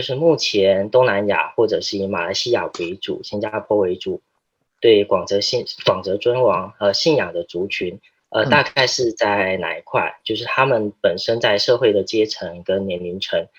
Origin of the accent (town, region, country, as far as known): Taiwan